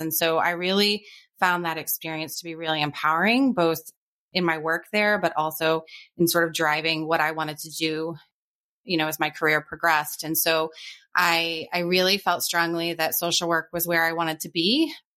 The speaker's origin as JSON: {"language": "English", "region": "New Hampshire", "country": "United States", "tie": "born or raised there", "also_born_or_lived": "New York City / Charleston", "moved": "yes", "said": "growing up in New Hampshire, I had never experienced a city atmosphere"}